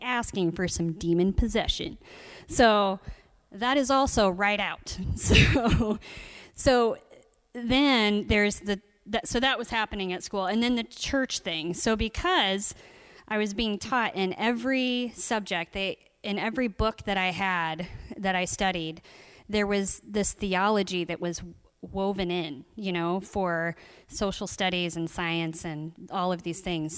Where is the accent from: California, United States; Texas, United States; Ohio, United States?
Ohio, United States; Columbus; I grew up in Columbus, Ohio